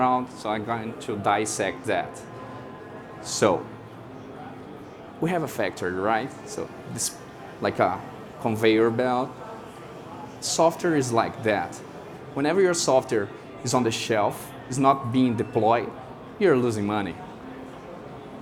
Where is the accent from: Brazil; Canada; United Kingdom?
Brazil; I'm from Brazil.